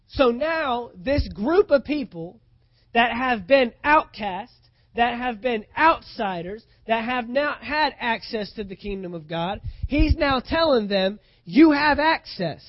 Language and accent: English; United States; as an American citizen